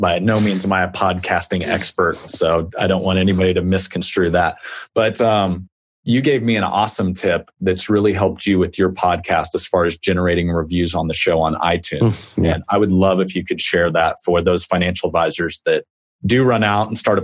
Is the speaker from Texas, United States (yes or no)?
no; Kansas, United States; accent: Kansas; the Kansas accent, I mean, that's country, long, drawn out. We talk slow.